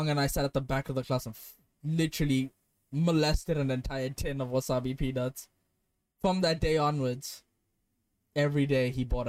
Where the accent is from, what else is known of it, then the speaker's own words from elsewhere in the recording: India; I said, I'm Indian.